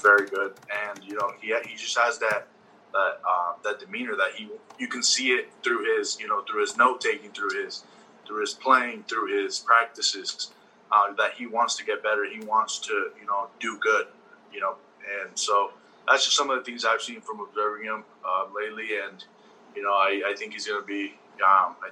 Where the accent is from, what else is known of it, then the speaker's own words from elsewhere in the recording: Las Vegas, Nevada, United States; We're both from Las Vegas, Nevada